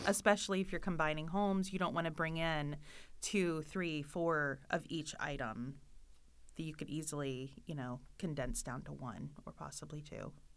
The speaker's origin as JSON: {"language": "English", "region": "Florida", "country": "United States", "moved": "yes", "said": "I am from Florida and we don't have basements"}